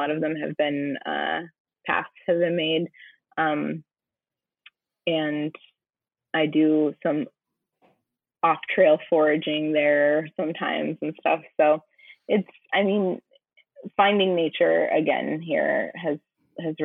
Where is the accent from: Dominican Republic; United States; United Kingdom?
United States; New Mexico; also born or lived in Colorado; now in Iowa, United States; I grew up in New Mexico and lived in Colorado